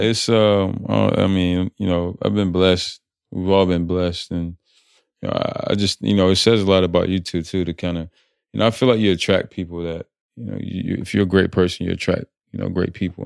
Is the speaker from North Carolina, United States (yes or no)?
yes; North Carolina, United States; moved away as an adult; also born or lived in Atlanta, Georgia; where I grew up in North Carolina